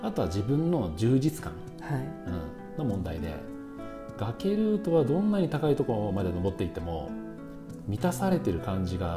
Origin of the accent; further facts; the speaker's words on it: Yamanashi, Japan; 自分も山梨県人なんで